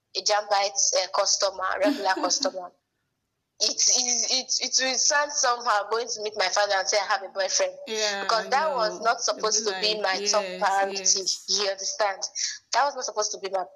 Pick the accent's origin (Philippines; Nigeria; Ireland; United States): Nigeria; Benin City, Edo; where I was growing up in Benin